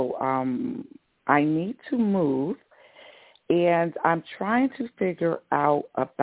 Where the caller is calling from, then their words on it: Georgia, United States; Hi, this is …. I'm in Georgia.